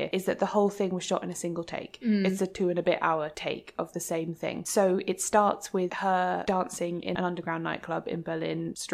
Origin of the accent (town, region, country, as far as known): United Kingdom